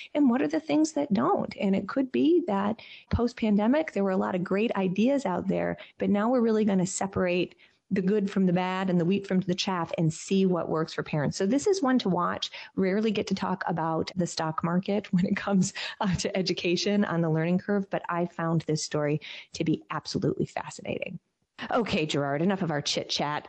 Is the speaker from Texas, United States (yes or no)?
no; Michigan, United States; my home state, the beautiful state of Michigan